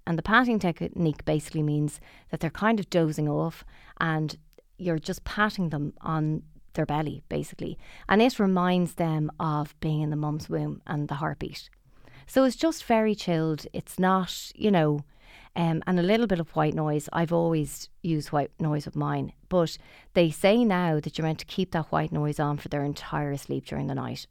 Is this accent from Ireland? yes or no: yes; Dublin, Leinster, Ireland; we're both from Dublin